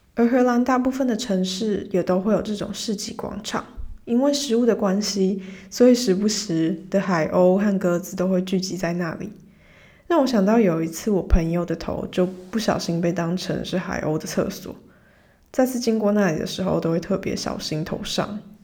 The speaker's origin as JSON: {"language": "Chinese", "country": "Taiwan", "also_born_or_lived": "Groningen, Netherlands", "moved": "as an adult"}